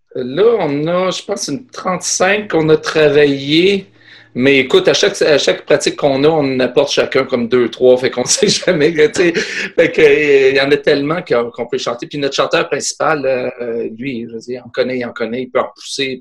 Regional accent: Quebec, Canada; accent: Québécois; je suis québécois

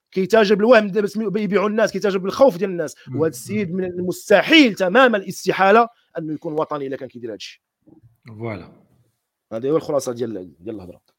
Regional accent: Morocco; اللي هو جزء من الهويه ديالنا كمغربي

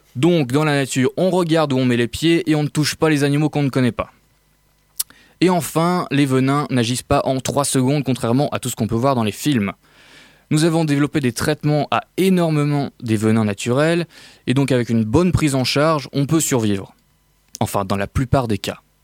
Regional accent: France; On est français

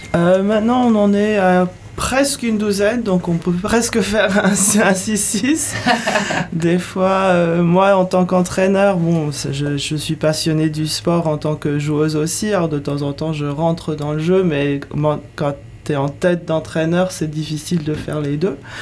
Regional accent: United States; now in France; Je viens des États-Unis, donc j'ai grandi dans le monde de, sportifs dans les écoles

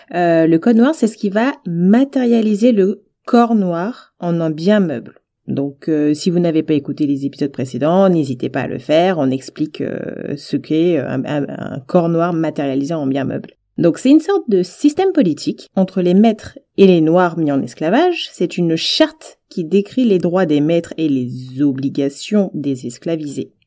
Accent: French Guiana; j'ai grandi en Guyane

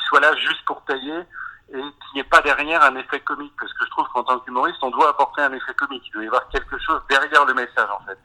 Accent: Breton, Brittany, France; moved away; also born or lived in Rouen; en tant que breton

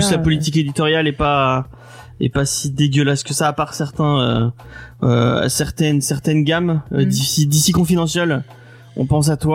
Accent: France; bah oui, bah on aime bien râler, on est français hein, quand même.

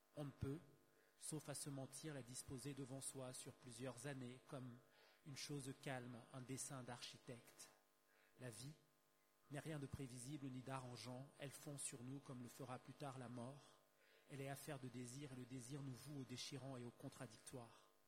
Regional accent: Douala, Littoral, Cameroon; Je suis né à Douala, j'ai grandi à Douala, donc Douala au Cameroun, pays d'Afrique centrale.

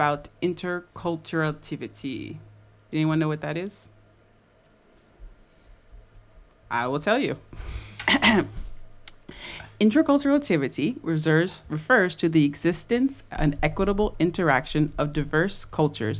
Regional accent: United States; now in Paris, France; I'm from the U.S.

